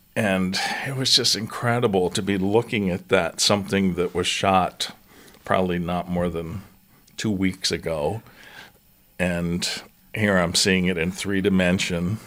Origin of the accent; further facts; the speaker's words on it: New Castle, Pennsylvania, United States; moved away as an adult; also born or lived in Colorado / Atlanta / Rochester, New York; I grew up just outside of Pittsburgh, Pennsylvania, in a town called Newcastle